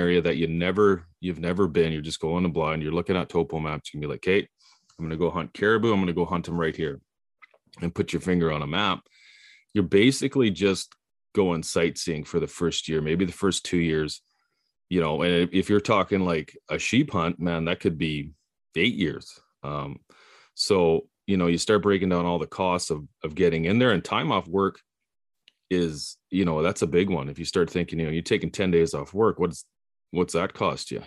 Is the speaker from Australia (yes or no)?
no; Prince Rupert, British Columbia, Canada; also born or lived in Cologne; I was born in Cologne. I, uh, I live here now, but I, I grew up on the coast, Prince Rupert